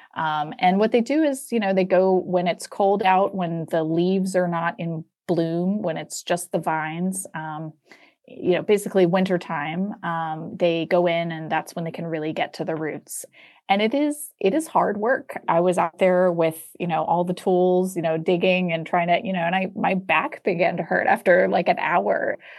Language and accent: English; Atlanta, Georgia, United States; Where I grew up in Atlanta